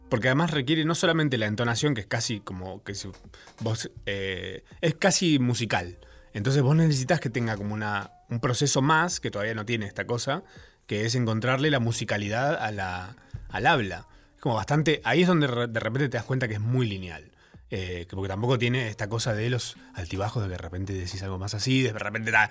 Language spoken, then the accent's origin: Spanish; Uruguay; no sé por qué me llaman, soy uruguayo.